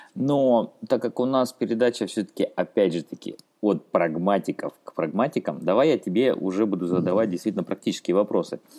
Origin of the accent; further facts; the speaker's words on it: Rostov-on-Don, Rostov Oblast, Russia; я сам из Ростова-на-Дону